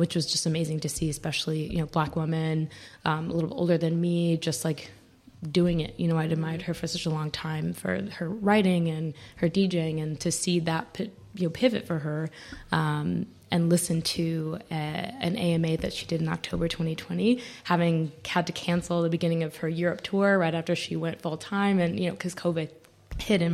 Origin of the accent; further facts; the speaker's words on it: Charlotte, North Carolina, United States; moved away as an adult; now in New York, United States; from Charlotte, North Carolina. So from the South, and I moved to New York 7 years ago, 2015